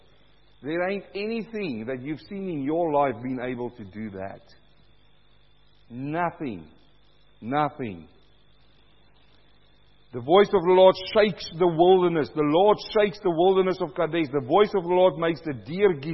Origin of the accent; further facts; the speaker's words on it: South Africa; also born or lived in New Zealand; now in Australia; I'm coming from South Africa